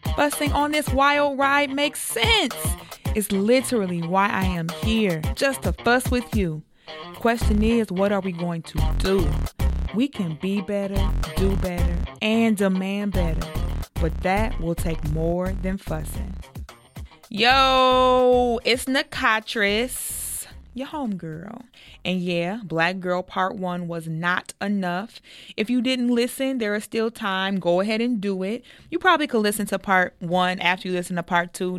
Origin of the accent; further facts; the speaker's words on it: United States; I'm from the United States.